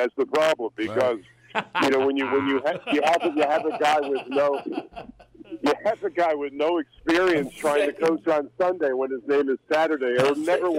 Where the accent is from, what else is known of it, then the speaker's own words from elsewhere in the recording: Paterson, New Jersey, United States; born there; I was born in Paterson, New Jersey, right in the ghetto.